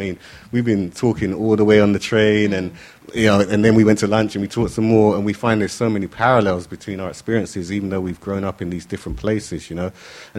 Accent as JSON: {"language": "English", "country": "United Kingdom", "tie": "born or raised there"}